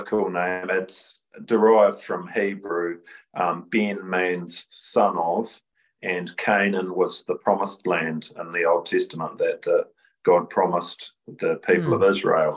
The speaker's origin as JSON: {"language": "English", "area": "Gloriavale", "region": "West Coast", "country": "New Zealand", "tie": "born or raised there", "also_born_or_lived": "Rangiora, New Zealand / Cust, New Zealand", "moved": "as an adult"}